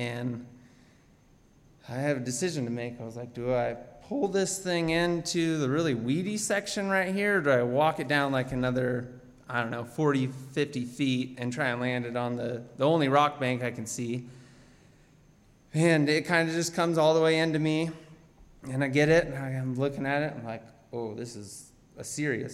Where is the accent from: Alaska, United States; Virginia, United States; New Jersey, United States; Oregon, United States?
Alaska, United States; Anchorage; I'm from Anchorage, Alaska. I'm here visiting my mom